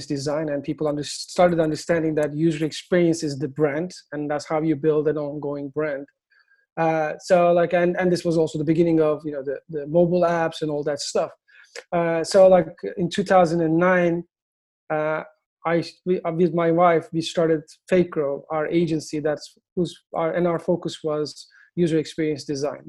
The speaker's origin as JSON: {"language": "English", "region": "Istanbul", "country": "Turkey", "second_language": "English", "moved": "as an adult", "lives_now": "United States", "said": "I'm originally from Turkey. I moved to the US in 2003"}